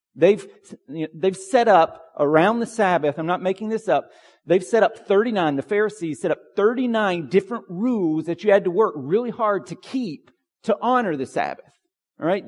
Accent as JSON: {"language": "English", "town": "Pine Log", "region": "Georgia", "country": "United States", "tie": "born or raised there", "said": "When I was a kid growing up in Pine Log, Georgia"}